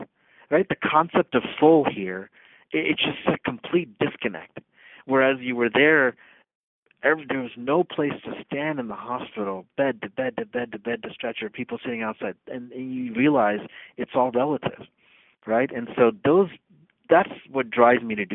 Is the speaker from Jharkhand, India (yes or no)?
no; Uttar Pradesh, India; now in United States; Uttar Pradesh is the name of the state in India. It's the largest state in India. It's my home state. I was born in that state